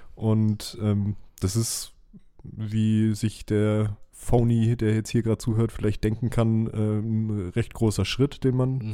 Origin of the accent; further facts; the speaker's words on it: Southern Germany, Germany; bei uns in Süddeutschland